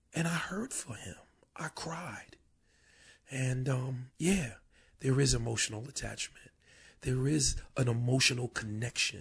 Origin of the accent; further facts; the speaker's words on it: Paterson, New Jersey, United States; now in Camden, United States; I'm from Patterson, which is like Camden North